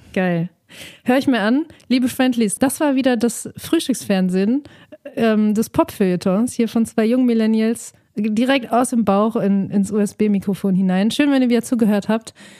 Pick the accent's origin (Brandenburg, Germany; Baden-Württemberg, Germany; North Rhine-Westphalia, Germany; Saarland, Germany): North Rhine-Westphalia, Germany; Dortmund; ich komme aus Dortmund